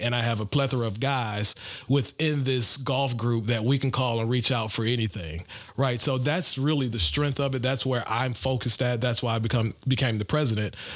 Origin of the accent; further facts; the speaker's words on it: Detroit, Michigan, United States; now in Atlanta, United States; I'm also from the Midwest. I'm originally from Detroit, Michigan